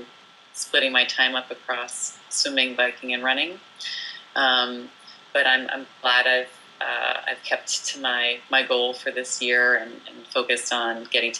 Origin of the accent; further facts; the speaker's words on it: New Jersey, United States; moved away as an adult; also born or lived in France / Portland, Oregon; now in Pacific Northwest, United States; I was born in France and raised in New Jersey